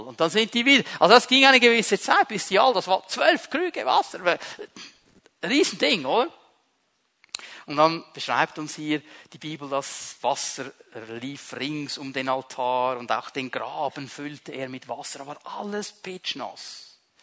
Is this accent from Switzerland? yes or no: yes; Switzerland; als Schweizer